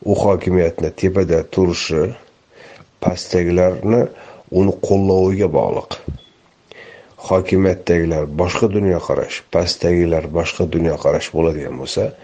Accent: Uzbekistan; o'zbeklik endi hammamiz o'zbekmiz

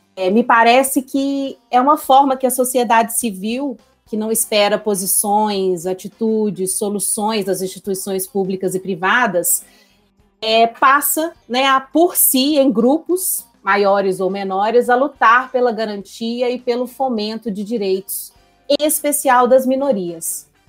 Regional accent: Belo Horizonte, Minas Gerais, Brazil; sou belo-horizontina

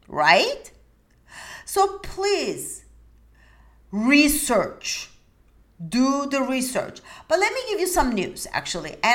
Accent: Istanbul, Turkey; English is a second language; now in United States; I come from a different country. I come from Turkey, Istanbul

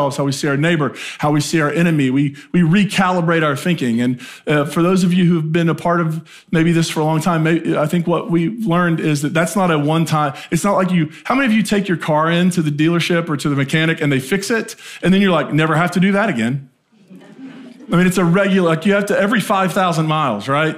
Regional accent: Appalachia, United States; moved away as an adult; I grew up in a small town in Appalachia, and my entire life going to 18 was like, how fast can I get out?

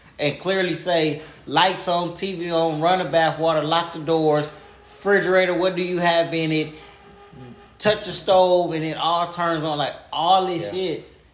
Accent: California, United States; I'm from California. So my family is spread all through California. I got family in San Antonio, Austin, Vegas.

